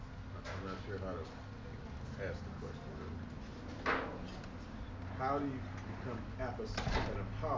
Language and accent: English; Midwest, United States; moved away as an adult; now in California, United States; I'm from the Midwest. I've only been in California for 3 years.